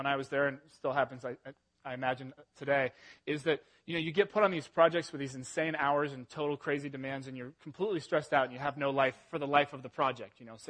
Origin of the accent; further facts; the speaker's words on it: England, United Kingdom; moved away; I was born in England, and I'm 100% British